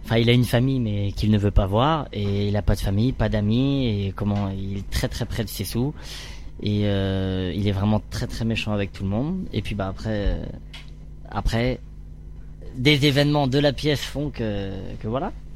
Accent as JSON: {"language": "French", "area": "Orléans region", "region": "Centre-Val de Loire", "country": "France", "tie": "born or raised there", "moved": "as an adult", "said": "j'ai grandi dans la région d'Orléans"}